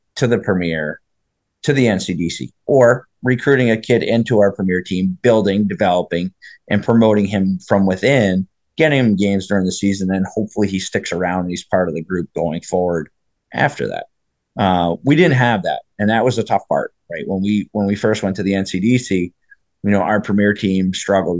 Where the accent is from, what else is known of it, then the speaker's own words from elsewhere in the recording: New Jersey, United States; I grew up in New Jersey